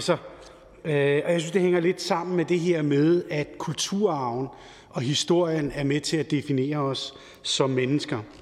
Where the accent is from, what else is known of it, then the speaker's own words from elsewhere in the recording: Helsingør, Capital Region of Denmark, Denmark; født og opvokset i Helsingør